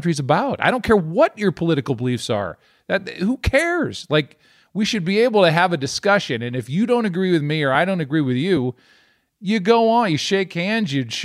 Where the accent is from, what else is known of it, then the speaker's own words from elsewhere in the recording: United States; as an American